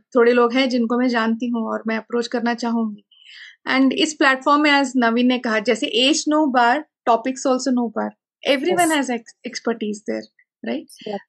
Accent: Belgaum, Karnataka, India; मैं बेलगम से हूँ

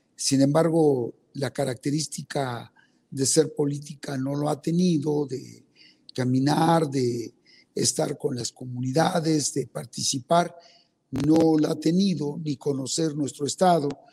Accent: Betaza, Oaxaca, Mexico; first language Zapotec; Spanish is a second language; yo soy oaxaqueño, nacido en una comunidad indígena que se llama Betaza, soy zapoteco, hablo mi lengua indígena

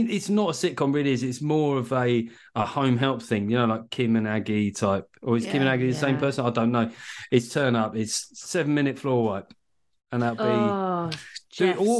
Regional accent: United Kingdom; I'm British.

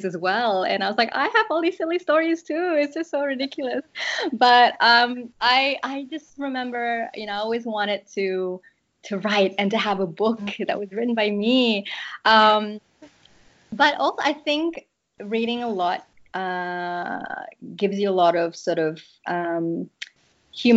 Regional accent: Kuala Lumpur, Malaysia; moved away; I grew up in Malaysia. I lived in Kuala Lumpur

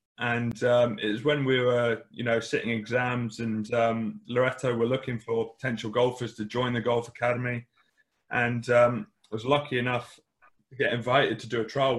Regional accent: Oxford, South East England, United Kingdom; I was born down in Oxford. Grew up there

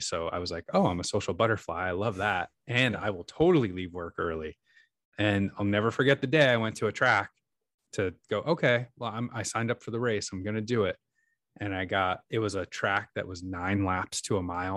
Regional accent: New York, United States; moved away as an adult; now in Seattle, United States; I grew up in New York, but, uh, my wife and I moved to Seattle, uh, geez, t, twelve years ago almost

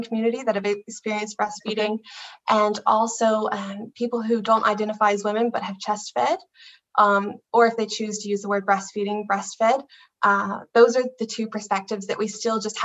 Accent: United States; now in Ireland; I'm from America originally, but married to an amazing Irishman named Garrett

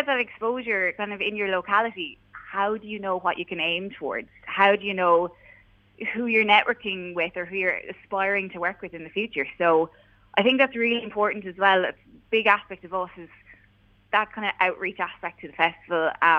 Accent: Clonmel, Tipperary, Ireland; we grew up in Clonmel playing music in various bands, you know, probably awful at the time. And we ended up moving away, you know, living our lives. Mm-hmm. But kind of during the pandemic, we ended up moving back home, and we're here and we're settling down in Clonmel now.

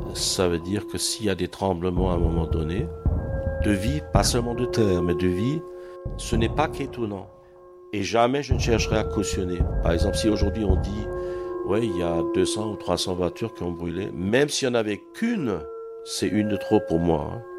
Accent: Ratzwiller, Grand Est, France; moved away as an adult; now in Strasbourg, France; je suis du nord de l'Alsace, de Ratzwiller, la région de Dibringen.

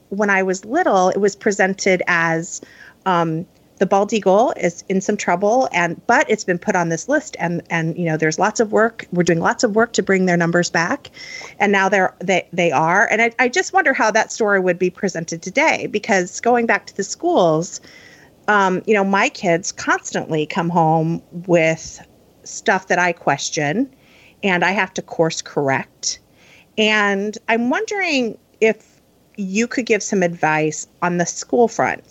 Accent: Midwest, United States; I grew up in the Midwest

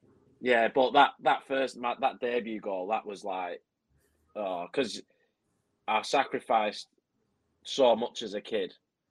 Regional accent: Clitheroe, North West England, United Kingdom; I didn't grow up in Burnley, but not far from Burnley. Were you Clitheroe? Clitheroe, yeah.

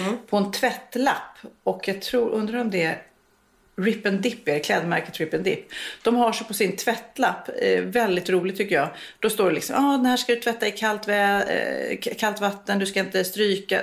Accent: Sweden; vi svenskar

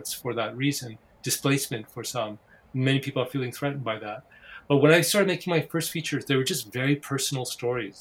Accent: Victoria, British Columbia, Canada; My family came when I was very young. And I was raised in Victoria, British Columbia

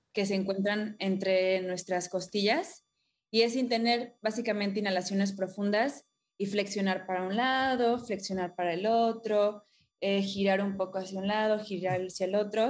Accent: Playa del Carmen, Quintana Roo, Mexico; crecí en Playa del Carmen. Ah, desde Chiquita, para acá de Ciudad del Carmen, Campeche.

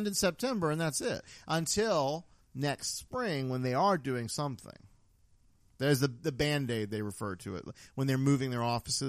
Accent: Florida, United States; we are from Florida.

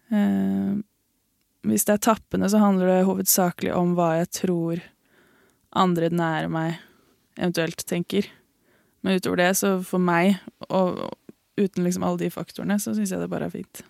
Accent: Lillehammer, Innlandet, Norway; also born or lived in Oslo / Ås, Akershus; Jeg er født i Oslo. Mm. Oppvokst på Ås i Akershus, eller Viken, da. Mm. Og så flytta jeg til Lillehammer da jeg begynte i fjerde klasse, så jeg føler meg egentlig litt som lillehamring

